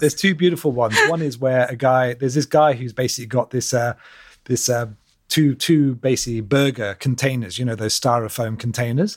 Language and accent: English; Australia; When I was, uh, learning to play cricket, as every Australian does at primary school